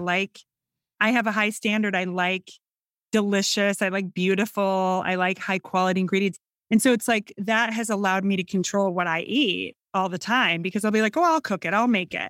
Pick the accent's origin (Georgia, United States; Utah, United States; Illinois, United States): Illinois, United States; Northern; accent: Midwestern; I'm from Northern Illinois. I grew up in a suburban area, um, about an hour and a half northwest of Chicago.